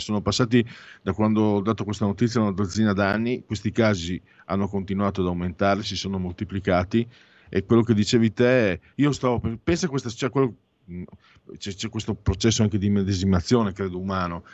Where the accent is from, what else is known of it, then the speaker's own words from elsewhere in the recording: San Vito al Tagliamento, Friuli-Venezia Giulia, Italy; now in Milan, Italy; quando ero bambino a San Vito il Tagliamento, Friuli, mm, Basso Friuli